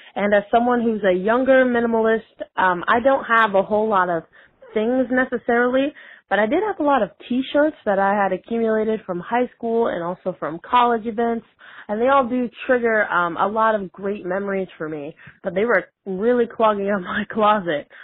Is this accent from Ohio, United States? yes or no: no; Tampa, Florida, United States; I'm from Tampa, Florida.